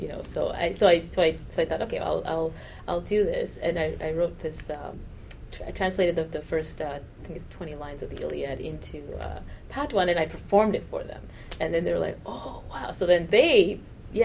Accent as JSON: {"language": "English", "town": "Toronto", "region": "Ontario", "country": "Canada", "tie": "born or raised there", "also_born_or_lived": "Jamaica", "moved": "yes", "said": "I grew up in Toronto where the team is the Argos"}